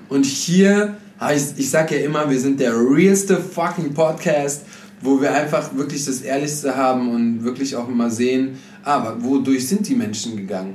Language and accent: German; Germany; als Deutscher